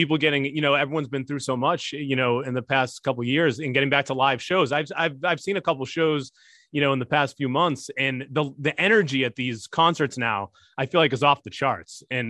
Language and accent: English; Boston, Massachusetts, United States; now in Connecticut, United States; I grew up in Boston, but I've lived here in Connecticut for a while